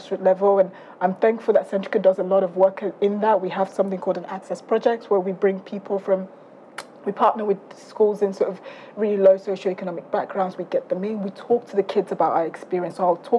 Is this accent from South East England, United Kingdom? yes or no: yes; South East England, United Kingdom; I grew up in Surrey, so forgive me.